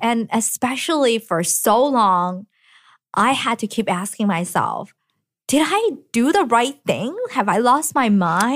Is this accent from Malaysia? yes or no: no; Hong Kong; now in United States; I was then born in Hong Kong and have gotten this education to allow me to move to the U S, went to M I T